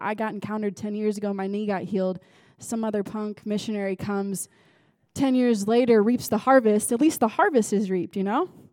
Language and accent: English; United States; moved away; I'm American